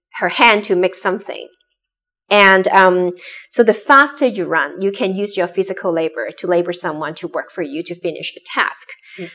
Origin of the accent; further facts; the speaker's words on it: Hong Kong; also born or lived in Boston; I grew up in Hong Kong